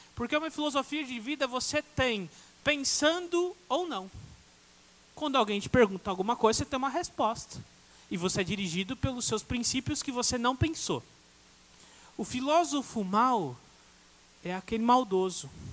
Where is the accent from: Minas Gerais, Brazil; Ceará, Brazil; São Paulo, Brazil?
Minas Gerais, Brazil; Eu falo assim, como mineiro, desse de mineiro que eu sou.